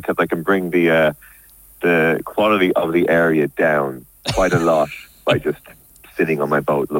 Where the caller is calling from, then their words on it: London, United Kingdom; I am calling from my boat from Paddington Basin.